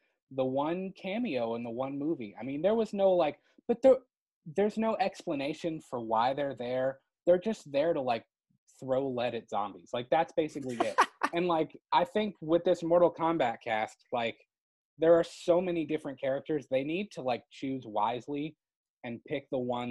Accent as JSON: {"language": "English", "region": "Florida", "country": "United States", "tie": "born or raised there", "moved": "yes", "said": "in Florida, I was born in Florida"}